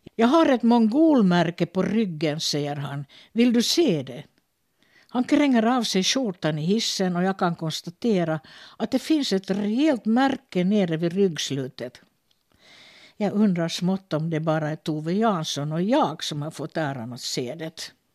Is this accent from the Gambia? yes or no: no; Finland; teaterchef på olika teatrar här hemma i Finland, men också i Sverige